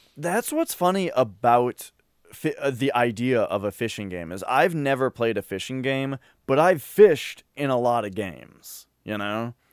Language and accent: English; Minnesota, United States; I'm from Minnesota